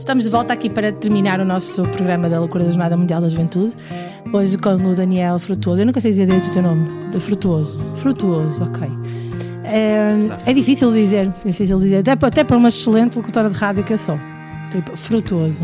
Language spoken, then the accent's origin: Portuguese; Diocese of Porto, Porto District, Portugal; é a mesma paróquia de onde eu sou, também aqui na Diocese do Porto